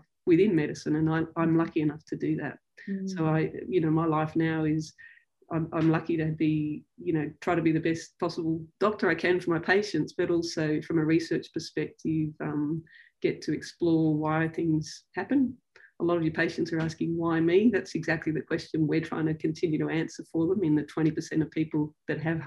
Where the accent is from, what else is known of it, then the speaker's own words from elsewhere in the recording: Sydney, New South Wales, Australia; I grew up here in Sydney